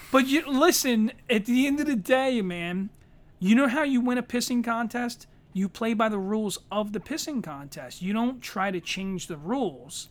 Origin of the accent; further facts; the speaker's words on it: Philadelphia, Pennsylvania, United States; we're from Philadelphia